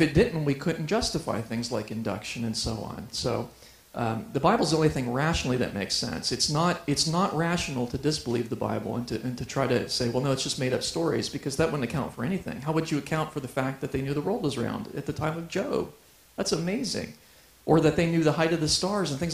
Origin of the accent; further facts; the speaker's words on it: Ohio, United States; now in Colorado Springs, United States; I grew up in Ohio.